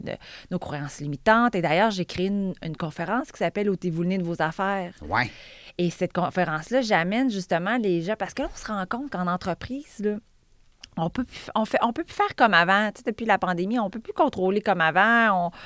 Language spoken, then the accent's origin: French; Val-d'Or, Quebec, Canada; moved away as an adult; now in South Shore of Montreal, Canada; J'ai grandi en Abitibi. J'ai même fait l'université en Abitibi